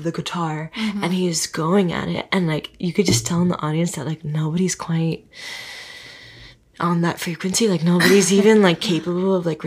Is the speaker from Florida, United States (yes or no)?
yes; Miami, Florida, United States; I'm from Miami